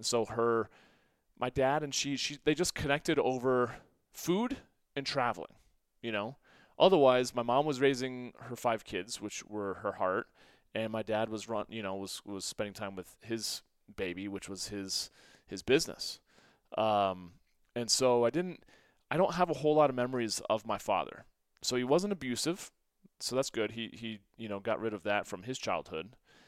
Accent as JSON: {"language": "English", "town": "St. Louis", "region": "Missouri", "country": "United States", "tie": "born or raised there", "said": "my story was that, you know, I grew up in the Midwest, primarily in St. Louis"}